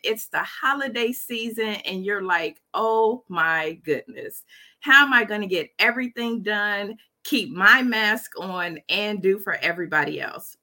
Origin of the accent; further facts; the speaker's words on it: Dayton, Ohio, United States; Dayton, Ohio, my hometown